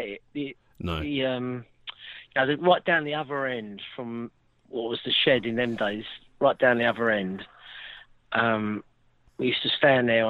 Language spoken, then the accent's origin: English; London, United Kingdom; I'm from Westminster. We're an old Westminster family